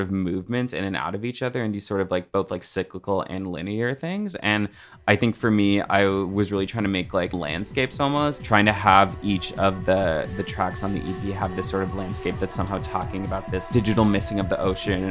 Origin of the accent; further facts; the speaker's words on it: Florida, United States; moved away; also born or lived in Belize; I'm from Florida